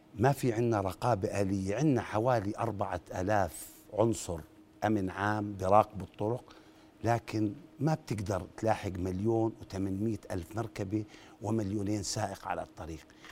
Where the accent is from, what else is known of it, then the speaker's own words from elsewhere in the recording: Jordan; عندنا بالأردن